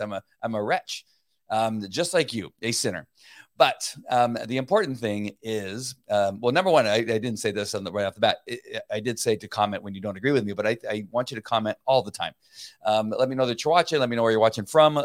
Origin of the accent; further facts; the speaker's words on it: La Mirada, California, United States; I grew up in La Mirada, California. So I'm a native Californian